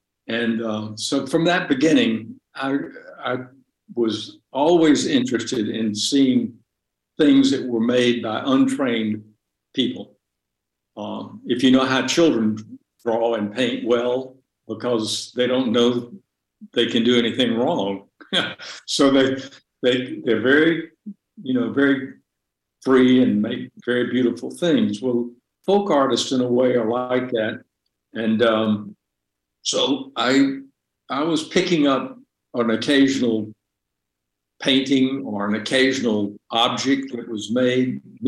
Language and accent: English; Deep South, United States; as I knew it growing up in the Deep South during segregation